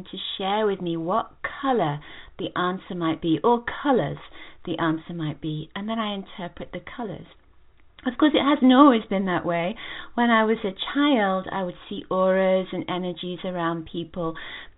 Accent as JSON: {"language": "English", "region": "England", "country": "United Kingdom", "moved": "as an adult", "lives_now": "United States", "said": "I come from England originally."}